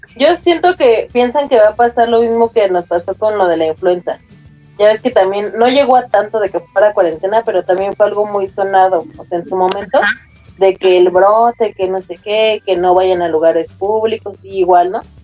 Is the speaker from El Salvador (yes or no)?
no; Mexico; como somos los mexicanos